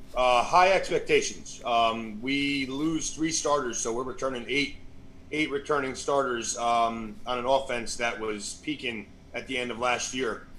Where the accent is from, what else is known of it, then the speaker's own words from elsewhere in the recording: Clifton, New Jersey, United States; growing up in Clifton, growing up a mile and a half from the stadium